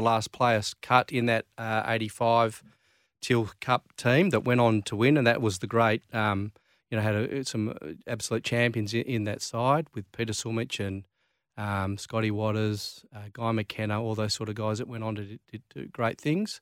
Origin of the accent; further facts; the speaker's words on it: Claremont, Western Australia, Australia; growing up in Claremont